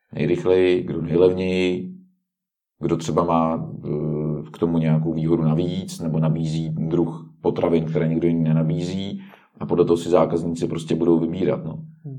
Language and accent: Czech; Czechia; my jsme Češi